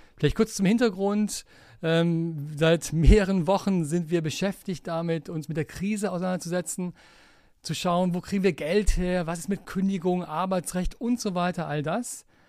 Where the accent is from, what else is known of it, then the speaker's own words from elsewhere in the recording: Aachen, North Rhine-Westphalia, Germany; Ich bin gebürtiger Aachener